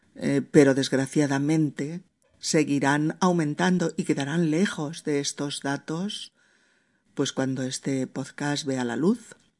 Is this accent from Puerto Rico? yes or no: no; Spain; En mi país